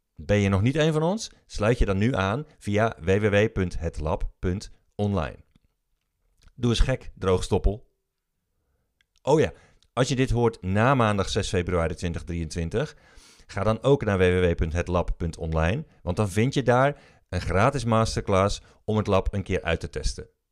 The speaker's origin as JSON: {"language": "Dutch", "town": "Breda", "region": "North Brabant", "country": "Netherlands", "tie": "born or raised there", "said": "Ik ben opgegroeid in Breda"}